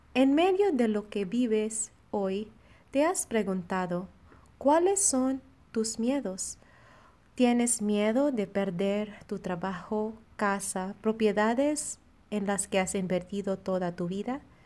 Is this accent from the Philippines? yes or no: yes; Philippines; now in Monterrey, Mexico; misionera filipina destinada en la comunidad de Monterrey